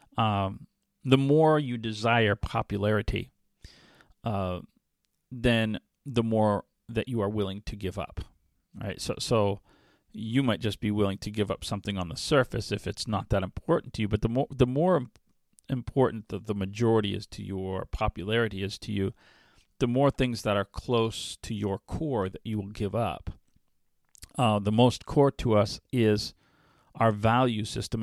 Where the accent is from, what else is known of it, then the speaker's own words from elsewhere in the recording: New England, United States; now in Waukesha, United States; I grew up in New England in the seventies and eighties